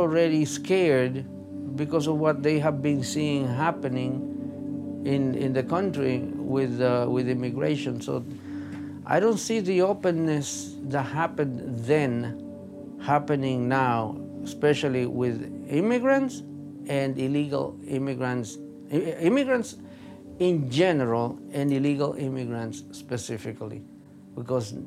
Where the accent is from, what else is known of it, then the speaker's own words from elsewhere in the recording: Dominican Republic; English is a second language; moved away as an adult; now in United States; I am an immigrant like you. I'm Dominican.